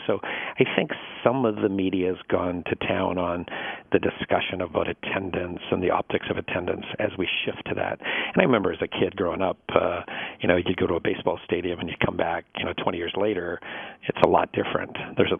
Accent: Northwest, United States; And I grew up in the Northwest, and there wasn't a track, so I couldn't go to a live race that was nearby.

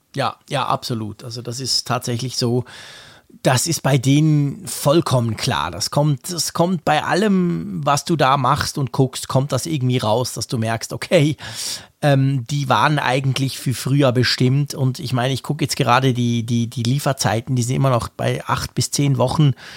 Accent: Switzerland; als Schweizer

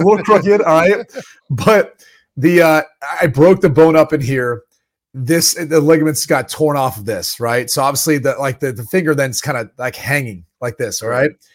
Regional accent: Dublin, Ohio, United States; moved away; I grew up in Dublin, Ohio, home of Wendy's

